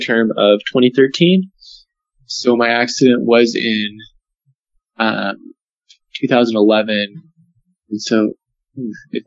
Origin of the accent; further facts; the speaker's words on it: Arizona, United States; moved away as an adult; I'm from Arizona and came up to BYU as a freshman in 2010.